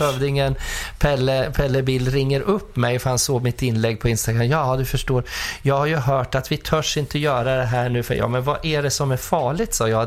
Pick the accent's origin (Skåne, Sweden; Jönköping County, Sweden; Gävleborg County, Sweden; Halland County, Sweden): Gävleborg County, Sweden; Furuvik; also born or lived in Skutskär; now in Stockholm, Sweden; Pappa hade ju Furuviks bilmekaniska ja. där jag växte upp.